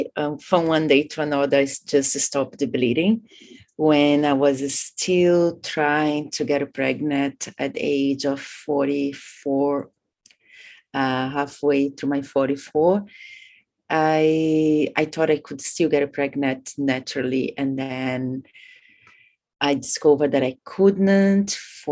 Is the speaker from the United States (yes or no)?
no; Brazil; moved away as an adult; also born or lived in India / Bali, Indonesia / Thailand; I come from Brazil. I've been living in Asia for the last 20 years, in between India, Bali